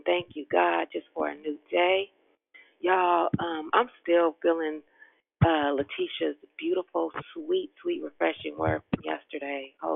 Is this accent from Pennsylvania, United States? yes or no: no; Richmond, Virginia, United States; born at Richmond Hospital in 67. Now, y'all know I'm real Richmond